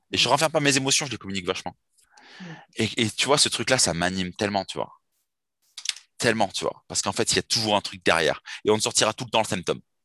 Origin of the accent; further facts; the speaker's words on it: Bordeaux, Nouvelle-Aquitaine, France; je suis de Bordeaux